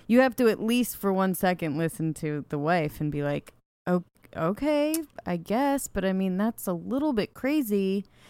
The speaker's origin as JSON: {"language": "English", "town": "Ojai", "region": "California", "country": "United States", "tie": "born or raised there", "said": "my hometown of Ojai"}